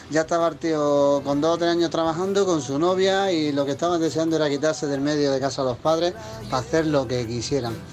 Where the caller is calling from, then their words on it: Granada, Andalusia, Spain; buenas tardes, soy … de Granada.